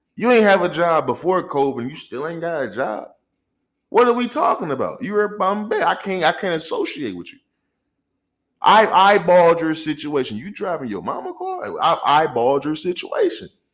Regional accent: St. Louis, Missouri, United States; I'm from Saint Louis. I'm raised in Saint Louis, Missouri

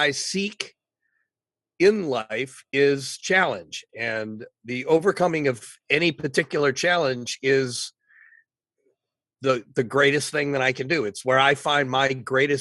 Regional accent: Michigan, United States; moved away as an adult; also born or lived in Los Angeles; Well, I grew up in Michigan. I left Michigan early.

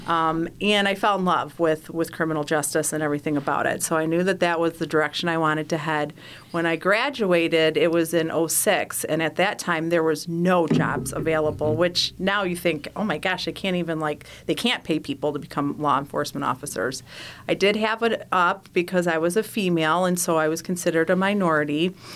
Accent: Detroit, Michigan, United States; I'm from the Detroit area

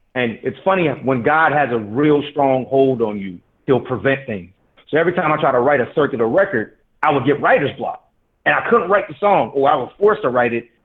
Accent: Detroit, Michigan, United States; I'm from Detroit

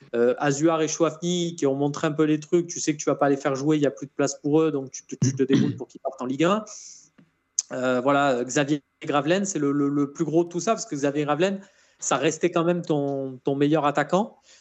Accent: Marseille, Provence-Alpes-Côte d'Azur, France; Même si on est Marseillais

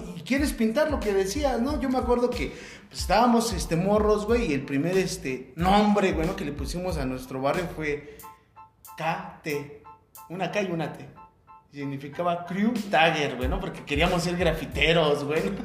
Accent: Ecatepec, State of Mexico, Mexico; nací en la raza, este, pues ya toda mi vida, este. No toda mi vida he vivido aquí en Ecatepec

